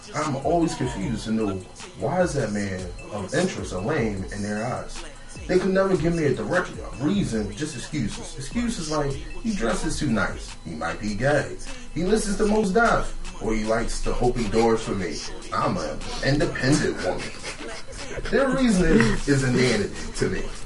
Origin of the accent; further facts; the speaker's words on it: Philadelphia, Pennsylvania, United States; I'm from North Philly